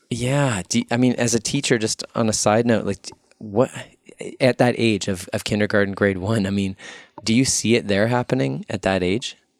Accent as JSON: {"language": "English", "town": "Winnipeg", "region": "Manitoba", "country": "Canada", "tie": "born or raised there", "said": "I'm here back in my hometown of Winnipeg."}